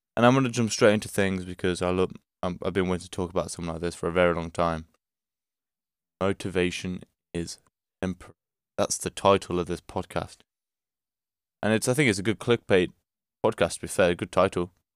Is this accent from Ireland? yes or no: no; Portugal; I'm from Portugal